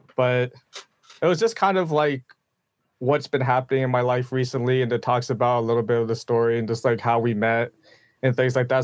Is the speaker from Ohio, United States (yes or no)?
no; Pennsylvania, United States; now in Kansas City, United States; I grew up in Pennsylvania